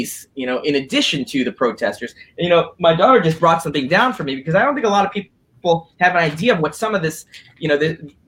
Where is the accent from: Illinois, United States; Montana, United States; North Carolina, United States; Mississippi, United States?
Illinois, United States; Skokie; I was born in Skokie